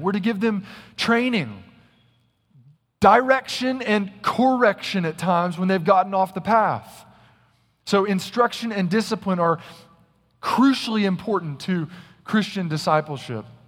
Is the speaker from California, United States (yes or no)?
no; Little Rock, Arkansas, United States; also born or lived in North Carolina; now in Texas, United States; When I was a young boy growing up in Little Rock, Arkansas, we had a ton of woods behind our house.